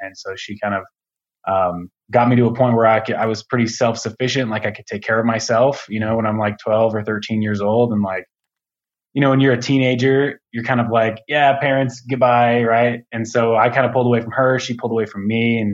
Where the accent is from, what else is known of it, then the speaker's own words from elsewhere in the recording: Aurora, Colorado, United States; I grew up out here in Colorado in Aurora, which is just like a suburb of Denver